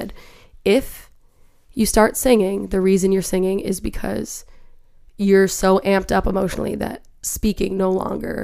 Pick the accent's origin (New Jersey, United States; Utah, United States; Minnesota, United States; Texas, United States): Minnesota, United States; I'm from Minnesota